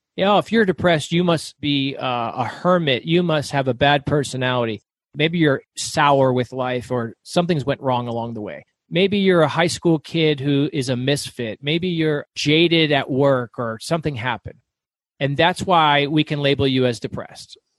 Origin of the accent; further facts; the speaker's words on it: Florida, United States; moved away as an adult; now in Arizona, United States; So I grew up in the South, I grew up in Florida.